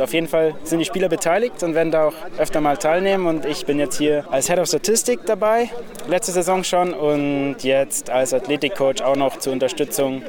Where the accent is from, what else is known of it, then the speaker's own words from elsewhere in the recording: Augsburg, Bavaria, Germany; ich komme aus Augsburg